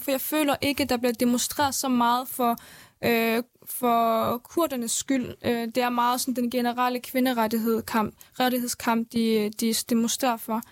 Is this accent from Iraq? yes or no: yes; Erbil, Kurdistan Region, Iraq; now in Denmark; Jeg er født i Erbil, Havlet, i øh, Irak-Kurdistan